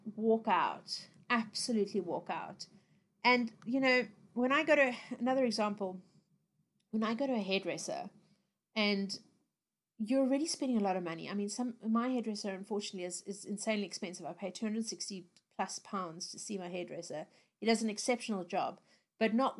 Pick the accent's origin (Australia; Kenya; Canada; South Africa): South Africa; moved away; growing up in South Africa, I spent a lot of time in the sun as a little kid